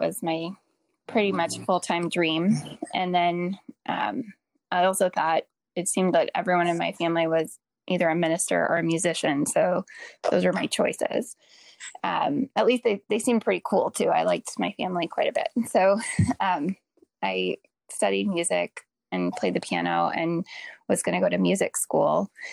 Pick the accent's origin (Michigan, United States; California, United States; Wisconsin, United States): Wisconsin, United States; Green Bay; I grew up in Green Bay, Wisconsin